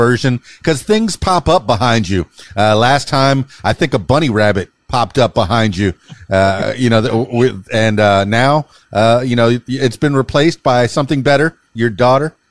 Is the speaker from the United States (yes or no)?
yes; Florida Keys, United States; now in Conway, United States; I'm from the Florida Keys